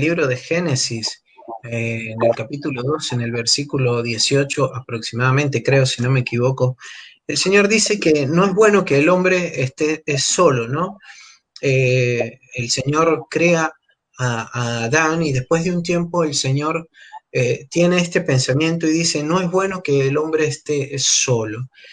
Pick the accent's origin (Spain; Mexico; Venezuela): Venezuela; moved away as an adult; also born or lived in Argentina; now in Buenos Aires, Argentina; soy venezolano, tengo ocho años acá en la Argentina